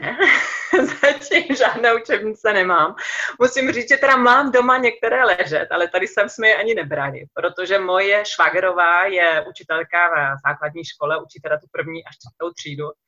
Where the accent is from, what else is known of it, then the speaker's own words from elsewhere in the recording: Czechia; also born or lived in Germany; now in Andalusia, Spain; i u nás mám pocit, že lidi jsou takový emocionálnější